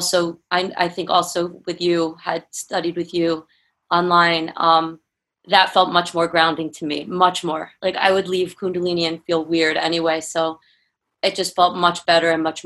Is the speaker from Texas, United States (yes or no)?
no; New York, United States; now in California, United States; I'm from New York too. Like, I had moved to California